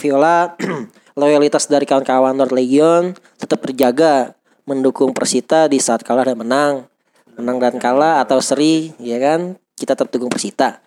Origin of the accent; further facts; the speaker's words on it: Tangerang, Banten, Indonesia; sebagai warga Tangerang